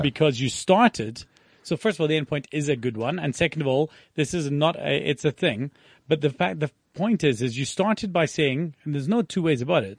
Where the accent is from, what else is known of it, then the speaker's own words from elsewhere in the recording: South Africa; we are business owners from South Africa